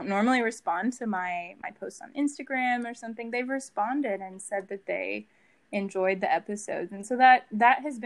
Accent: Dallas, Texas, United States; also born or lived in Waco, Texas / New York City; I grew up in Dallas

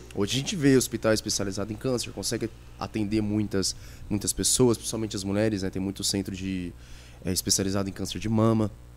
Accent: Itapevi, São Paulo, Brazil; cresci lá em Itapevi, Santa Rita

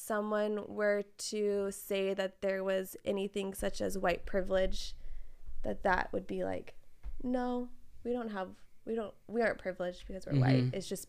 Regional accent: Fresno, California, United States; Fresno, here. I mean, hardly any diversity, way far removed from all of that, right?

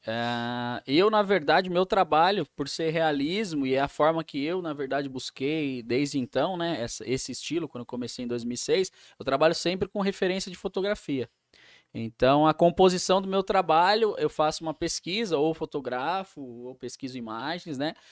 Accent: São Paulo, Brazil; now in Rio Claro, Brazil; Morava ali na Zona Norte de São Paulo, então tinha a pista de skate da ZN, é, os amigos em comuns ali daquele bairro do Jardim Peri, onde eu cresci ali.

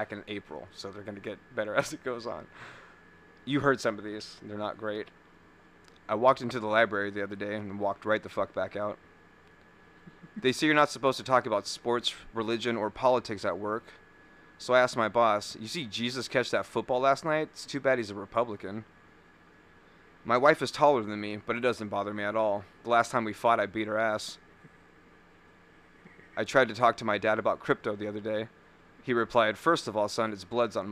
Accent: California, United States; moved away as an adult; now in Wisconsin, United States; We're from California

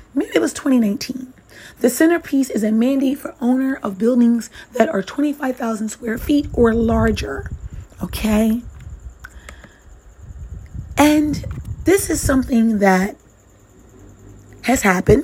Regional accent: New York City, New York, United States; I'm a New Yorker myself

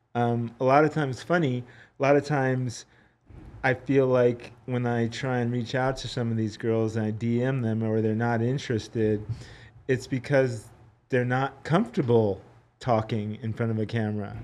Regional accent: California, United States; San Diego, California, my home state

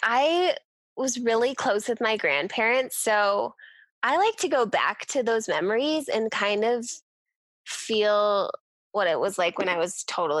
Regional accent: Minnesota, United States; now in Colorado, United States; We moved to Colorado on purpose. We're from Minnesota.

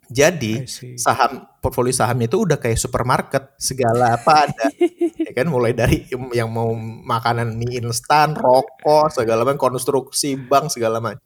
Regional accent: Aceh, Indonesia; moved away; gue dari Aceh

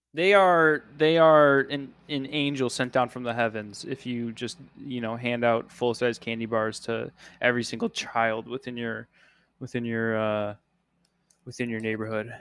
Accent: Illinois, United States; moved away; where I grew up by you in Illinois

